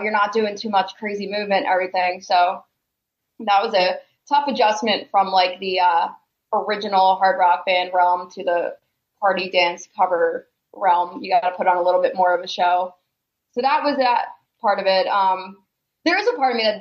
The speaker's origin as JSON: {"language": "English", "town": "Philadelphia", "region": "Pennsylvania", "country": "United States", "also_born_or_lived": "New Jersey", "moved": "as an adult", "lives_now": "Arizona, United States", "said": "I'm originally from Philadelphia. I live in Arizona now"}